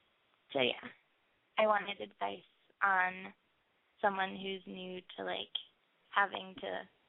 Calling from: Philadelphia, Pennsylvania, United States; I'm 16, and I'm from Philly.

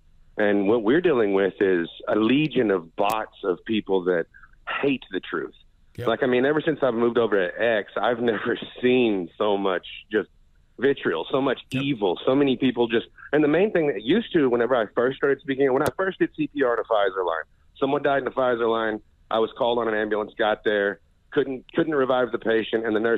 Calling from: Oklahoma, United States

